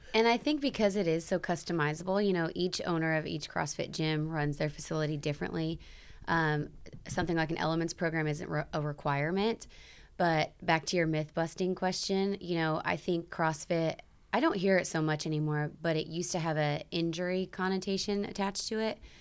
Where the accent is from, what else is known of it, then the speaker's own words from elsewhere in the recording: South Bend, Indiana, United States; born and raised in South Bend